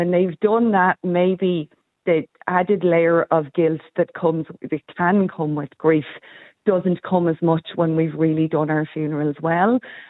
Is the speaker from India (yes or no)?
no; Ireland; I think as Irish, we ritualise our funerals very, very well.